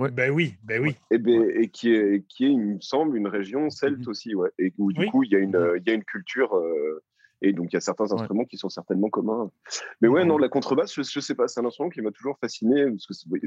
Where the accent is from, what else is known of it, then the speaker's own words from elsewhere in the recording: Brittany, France; moved away; also born or lived in north of France; Je viens de Bretagne. C'est une région complètement à l'ouest de la France, qui est une région mhm. celtique de base